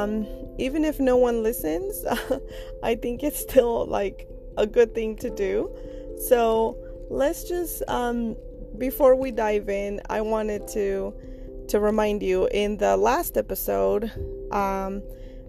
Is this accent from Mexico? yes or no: yes; Mexico; moved away; I am from Mexico